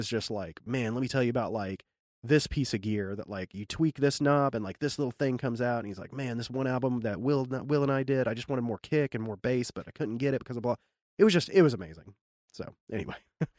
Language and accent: English; the Ozarks, United States; born there; I was born in the Ozarks. Oh, I have a lot of family in the Ozarks.